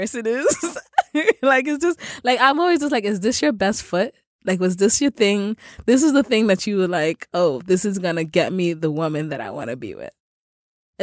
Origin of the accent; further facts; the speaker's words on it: Sierra Leone; I'm Sierra Leonean.